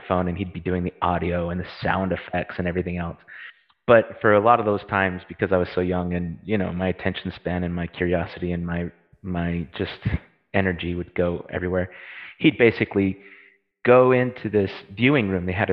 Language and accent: English; United States; moved away as an adult; now in Oxford, United Kingdom; I currently reside in England, in Oxford, and but I am American